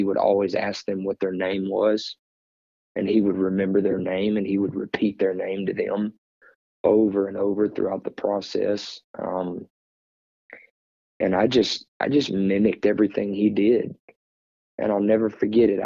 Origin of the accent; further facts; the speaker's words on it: South Louisiana, United States; We're from South Louisiana